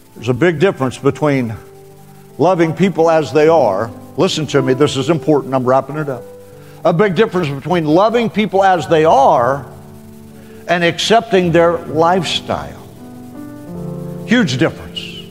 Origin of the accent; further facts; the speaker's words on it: Western Oklahoma, United States; moved away; I came from Western Oklahoma